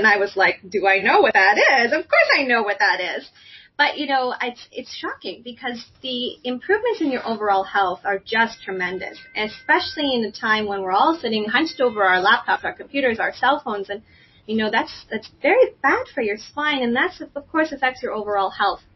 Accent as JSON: {"language": "English", "country": "Canada", "moved": "yes", "lives_now": "United States", "said": "I'm originally from Canada"}